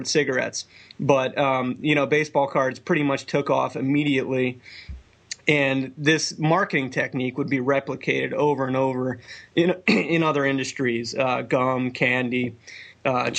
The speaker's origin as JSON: {"language": "English", "region": "New Jersey", "country": "United States", "tie": "born or raised there", "moved": "yes", "said": "the house I grew up in North Jersey"}